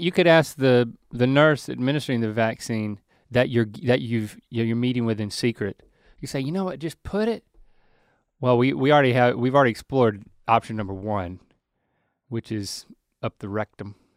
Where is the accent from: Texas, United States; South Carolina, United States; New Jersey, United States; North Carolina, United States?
North Carolina, United States; moved away; our home state